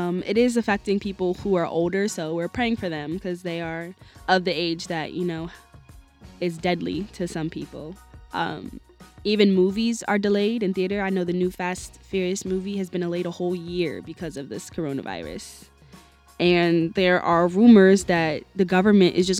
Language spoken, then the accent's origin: English; New Jersey, United States; I'm from South Jersey, and it's all the way in South. Like, I live about 15 minutes from Rowan University